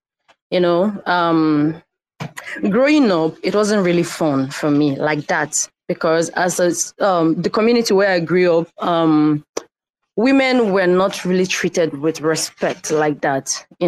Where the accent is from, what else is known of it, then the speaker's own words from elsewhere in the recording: Nigeria; I am a Nigerian living in Nigeria.